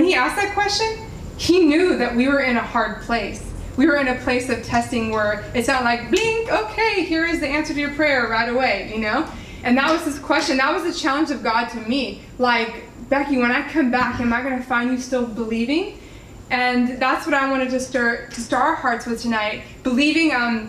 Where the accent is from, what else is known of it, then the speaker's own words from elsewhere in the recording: Laredo, Texas, United States; moved away as an adult; my hometown, Laredo